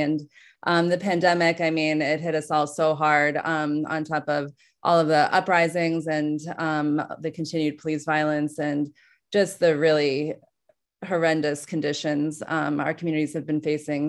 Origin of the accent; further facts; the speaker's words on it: New York City, New York, United States; growing up, I grew up in New York City